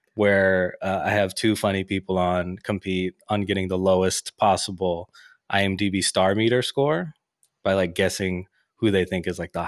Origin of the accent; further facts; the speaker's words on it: Oakland, California, United States; moved away; also born or lived in Concord, California; I grew up in Oakland, California, and then Concord.